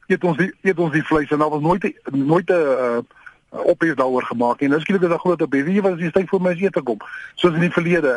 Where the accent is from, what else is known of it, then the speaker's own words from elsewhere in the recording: South Africa; as Suid-Afrikaners